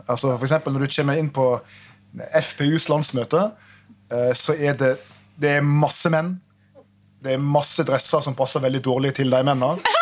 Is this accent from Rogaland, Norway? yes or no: no; Trondheim, Trøndelag, Norway; jeg som trondhjemmer